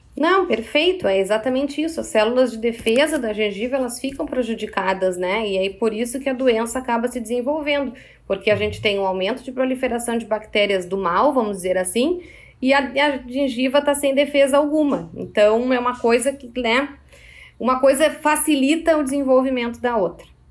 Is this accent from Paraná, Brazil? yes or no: no; Porto Alegre, Rio Grande do Sul, Brazil; also born or lived in Caxias do Sul; Eu trabalho em Caxias do Sul, mas eu sou de Porto Alegre